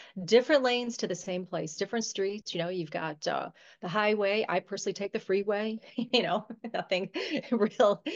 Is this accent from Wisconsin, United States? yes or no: no; Buffalo, New York, United States; I'm from New York, actually Buffalo, New York